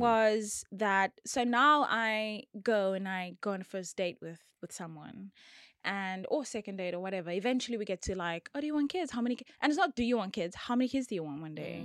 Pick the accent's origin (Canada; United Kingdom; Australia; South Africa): South Africa; George, Western Cape; I'm from George